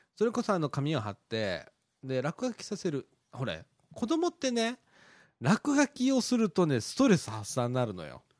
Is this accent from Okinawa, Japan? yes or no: no; Takatsuki, Osaka, Japan; 俺は小さい時に高槻に住んでたんだけど